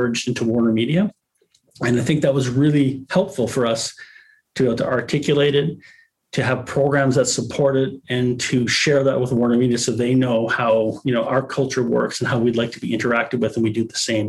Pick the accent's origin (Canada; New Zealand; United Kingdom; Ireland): Canada; as a Canadian